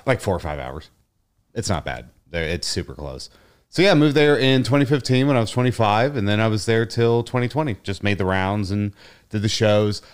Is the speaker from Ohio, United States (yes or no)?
yes; Cincinnati, Ohio, United States; moved away as an adult; also born or lived in Chicago; I was born and raised in Cincinnati, Ohio